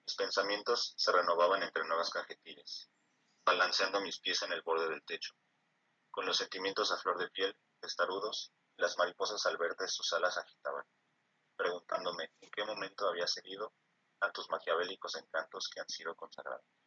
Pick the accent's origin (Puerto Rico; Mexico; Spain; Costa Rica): Mexico; Mexico City; nací aquí en la Ciudad de México, más específicamente en la eh, alcaldía de Iztapalapa